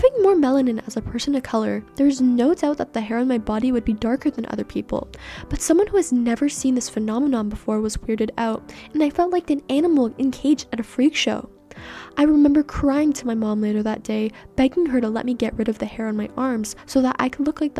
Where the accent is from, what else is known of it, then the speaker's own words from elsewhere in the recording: Canada; first language Persian; English is a second language; born and raised in Canada